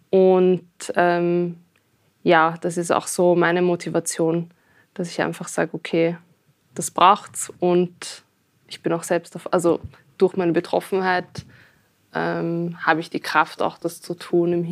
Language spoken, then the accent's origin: German; Austria; dass ich das Gefühl habe, als Österreicherin wahrgenommen zu werden.